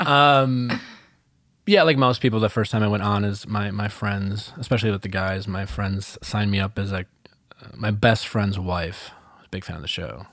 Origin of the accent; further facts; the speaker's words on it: Milwaukee, Wisconsin, United States; I'm from Milwaukee, Wisconsin